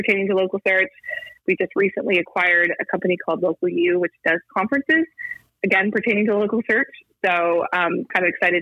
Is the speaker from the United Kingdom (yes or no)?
no; Canada; I'm actually Canadian myself, based here